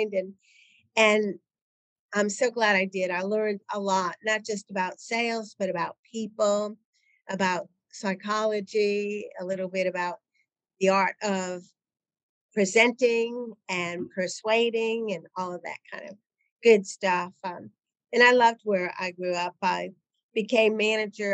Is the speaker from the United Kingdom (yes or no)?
no; New England, United States; moved away as an adult; also born or lived in Connecticut / Nashville, Tennessee; I was working in Connecticut. I grew up in New England.